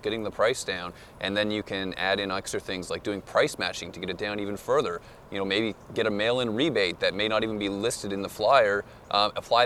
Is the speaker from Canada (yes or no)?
yes; Moncton, New Brunswick, Canada; I'm from the East Coast, Moncton, New Brunswick